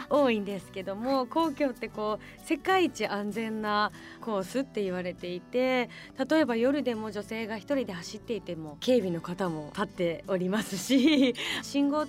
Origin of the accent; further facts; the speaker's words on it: Hakodate, Hokkaido, Japan; 私地元が北海道の函館なんですよ